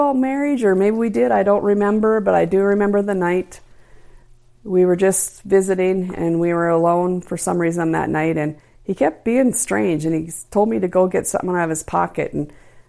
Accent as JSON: {"language": "English", "town": "Williston", "region": "North Dakota", "country": "United States", "tie": "born or raised there", "said": "I was born in Williston, North Dakota in 1962. Graduated from Williston High in 1980."}